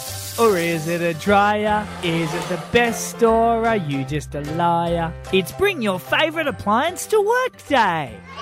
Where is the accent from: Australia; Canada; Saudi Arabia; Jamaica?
Australia; Perth, Western Australia; now in Mount Gambier, Australia; We're from Perth.